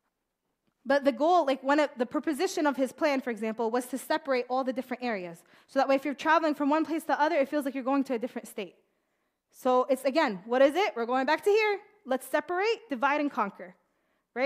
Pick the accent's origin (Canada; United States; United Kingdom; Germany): United States; I was born and raised in America